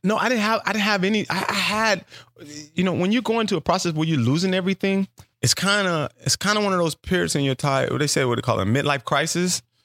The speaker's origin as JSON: {"language": "English", "town": "Los Angeles", "region": "California", "country": "United States", "also_born_or_lived": "New Orleans", "moved": "yes", "said": "I'm from South Central Los Angeles"}